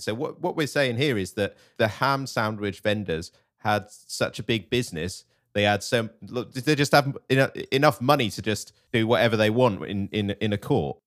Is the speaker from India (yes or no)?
no; United Kingdom; As a British person